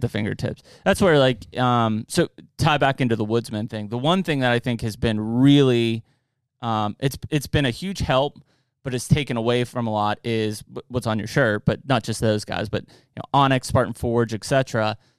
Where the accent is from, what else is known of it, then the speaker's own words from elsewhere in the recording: Penn Trafford area, Westmoreland County, Pennsylvania, United States; I grew up out in Penn Trafford area, Westmoreland County.